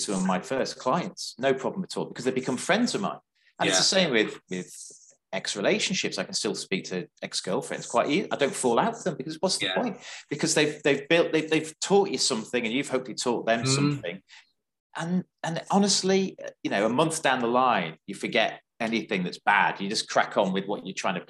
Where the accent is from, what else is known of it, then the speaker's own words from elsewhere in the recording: North West England, United Kingdom; moved away; I'm a Northerner as well, so I still keep in touch with some of my friends from the Wirral and Liverpool and Cheshire and stuff